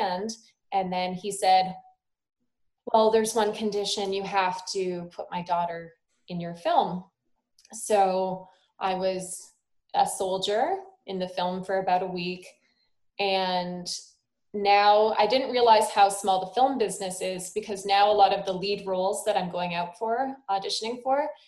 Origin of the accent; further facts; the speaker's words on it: Sault Ste. Marie, Ontario, Canada; also born or lived in Toronto; I'm from Sault Ste. Marie.